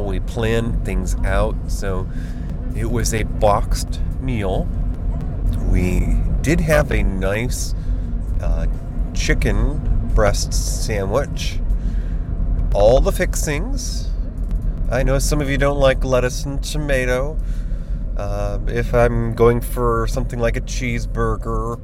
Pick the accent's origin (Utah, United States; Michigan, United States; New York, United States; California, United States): New York, United States; Finger Lakes region of Western; I grew up in the Finger Lakes region of Western New York